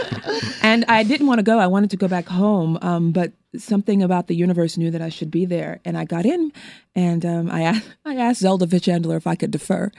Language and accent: English; Los Angeles, California, United States; I was born and raised in an area of Los Angeles in Windsor Hills, View Park, Baldwin Hills, Ladera Heights area